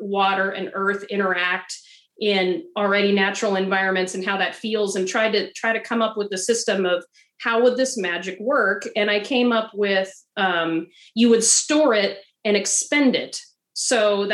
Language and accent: English; Idaho, United States; moved away as an adult; now in Oregon, United States; I live in Oregon. I'm a transplant, though. I'm originally from Idaho, and I lived in the semi-arid desert.